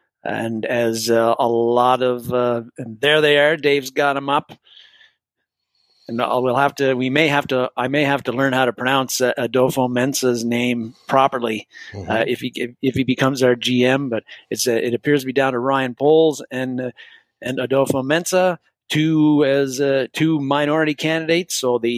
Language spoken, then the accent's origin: English; Canada; A, as a Canadian, A, you got to – I don't say A very much